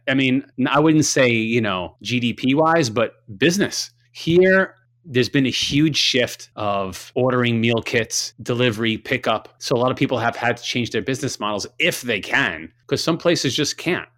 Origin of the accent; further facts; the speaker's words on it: Long Island, New York, United States; growing up in Long Island